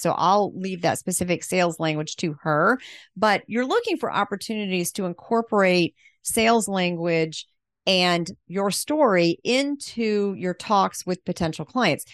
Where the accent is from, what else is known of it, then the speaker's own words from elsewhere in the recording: Pensacola, Florida, United States; I'm from Pensacola, which I almost never meet people from Pensacola